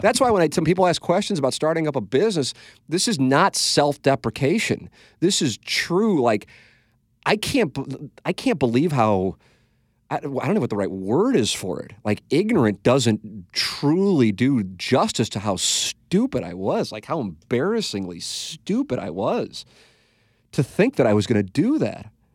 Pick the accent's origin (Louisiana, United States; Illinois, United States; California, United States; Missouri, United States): Missouri, United States; St. Louis; moved away as an adult; also born or lived in Little Rock; go work in my hometown